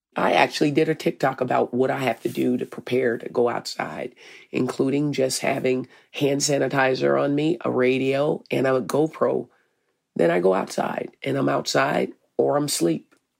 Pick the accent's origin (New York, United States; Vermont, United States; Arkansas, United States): Arkansas, United States; now in Minneapolis, United States; I'm from Arkansas.